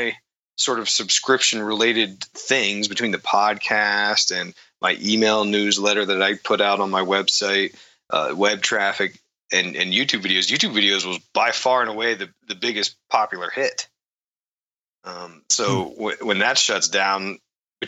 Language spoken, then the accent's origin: English; East Coast, United States; moved away; I grew up on the East Coast there